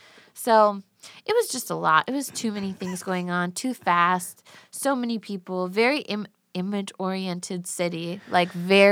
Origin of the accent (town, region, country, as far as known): Brookfield, Illinois, United States